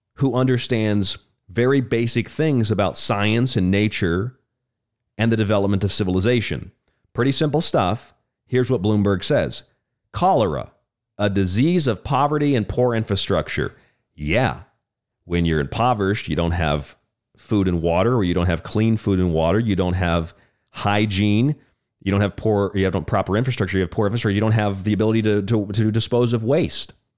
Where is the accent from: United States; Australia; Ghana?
United States; Tampa, Florida; now in Tucson, United States; I grew up in Florida. I'm from Florida. I'm a Florida man.